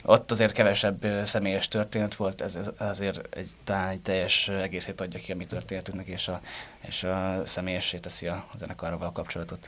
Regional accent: Győr, Győr-Moson-Sopron, Hungary; moved away as an adult; also born or lived in Pécs; én győri születésű vagyok, de Pécsre mentem egyetemre

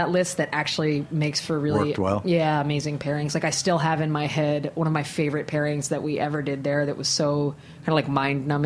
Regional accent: Harrisburg, Pennsylvania, United States; now in New York, United States; I was raised in the East Coast

